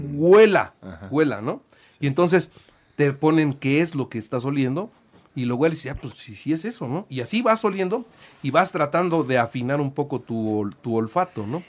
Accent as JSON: {"language": "Spanish", "region": "Puebla", "country": "Mexico", "said": "yo soy de Puebla"}